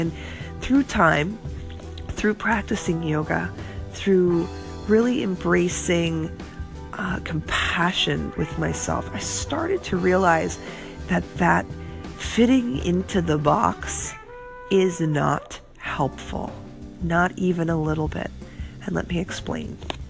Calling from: Florida, United States; I am calling you from Florida at the Y.

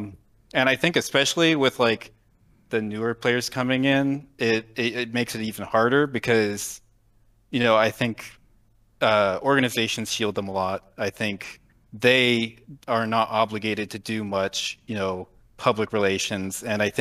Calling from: Fairborn, Ohio, United States; Fairborn, Ohio.

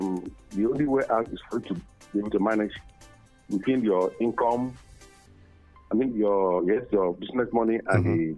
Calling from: Oyo, Nigeria; I'm calling from Oyo.

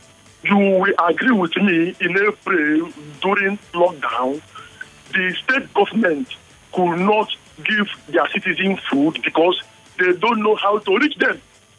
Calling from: Suva, Central Division, Fiji; from Suva.

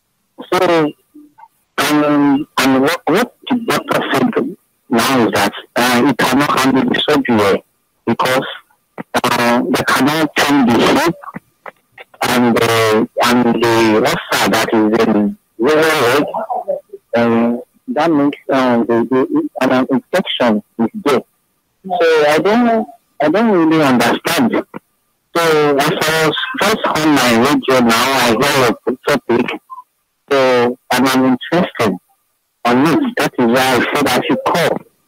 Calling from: Lagos, Nigeria; I'm calling you right now from the Lagos State Teaching Hospital

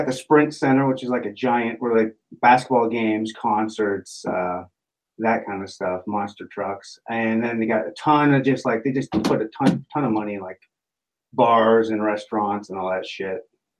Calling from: Liberty, Missouri, United States; Right now, I am in a suburb called Liberty, Missouri. It's just outside of Kansas City.

